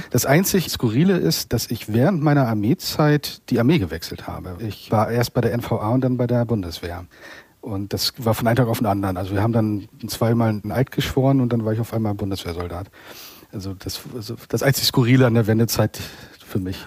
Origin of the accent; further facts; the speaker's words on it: Waren, Mecklenburg-Vorpommern, Germany; moved away; also born or lived in Berlin; in meiner Heimatstadt Warn, wo ich geboren und aufgewachsen bin